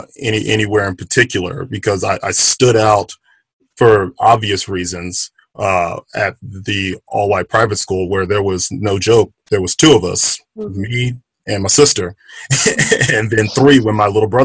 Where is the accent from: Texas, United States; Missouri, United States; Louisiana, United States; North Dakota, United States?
Louisiana, United States; Baton Rouge; Growing up in Louisiana, Baton Rouge